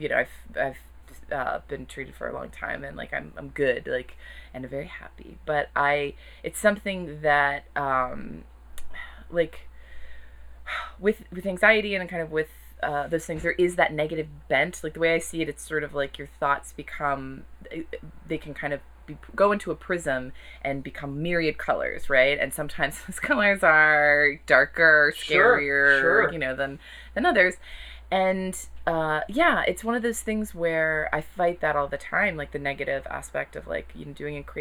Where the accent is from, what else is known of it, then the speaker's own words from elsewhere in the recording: Chesapeake, Virginia, United States; moved away; I grew up in Chesapeake, Virginia